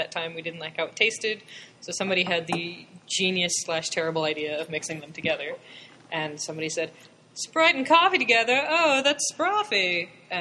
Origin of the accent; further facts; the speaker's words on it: East Hartford, Connecticut, United States; also born or lived in New Jersey / Shanghai; I'm from East Hartford. I, you know, went through all the schools in East Hartford